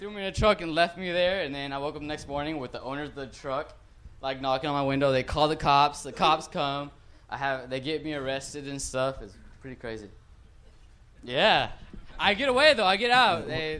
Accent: Dallas, Texas, United States; I'm from Dallas.

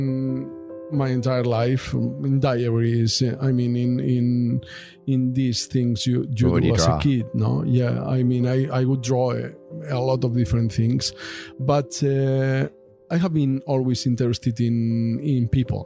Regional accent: Bilbao, Basque Country, Spain; moved away as an adult; also born or lived in Arredondo; I'm from Bilbao. And I was living there my first 30 years. Of my life

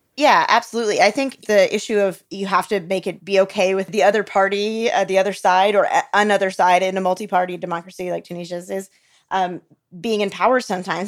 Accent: United States; I, as an American

